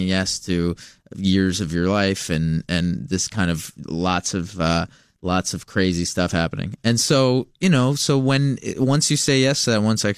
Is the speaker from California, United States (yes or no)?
yes; Los Angeles, California, United States; I'm from Los Angeles.